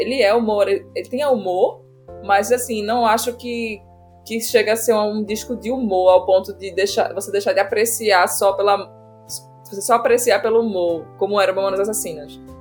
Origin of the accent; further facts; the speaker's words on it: Recife, Pernambuco, Brazil; Eu sou de Recife